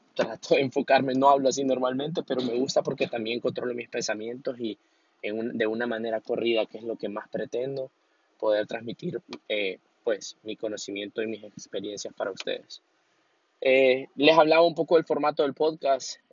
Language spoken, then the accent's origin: Spanish; Honduras; yo específicamente soy de Honduras